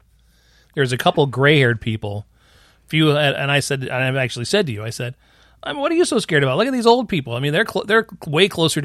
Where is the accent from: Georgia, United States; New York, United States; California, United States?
New York, United States; Wayne County; moved away; our county that I grew up in Wayne County